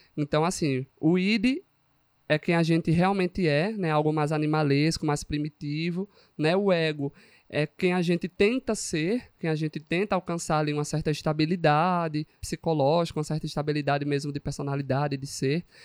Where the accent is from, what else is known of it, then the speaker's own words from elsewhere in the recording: Pernambuco, Brazil; now in Paraíba, Brazil; eu sou de Pernambuco, mulher. Eu sou do interior, vim da roça, entendeu?